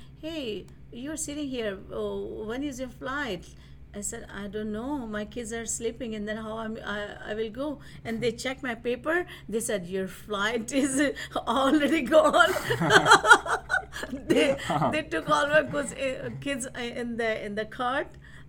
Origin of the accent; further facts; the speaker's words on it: India; now in United States; Because the first time when I was I flew from India to here, and in the Detroit Metro, after my immigration